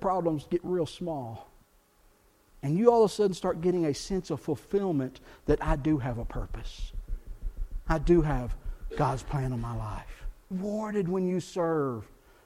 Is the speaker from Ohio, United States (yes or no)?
no; South Texas, United States; I grew up in South Texas, bilingual culture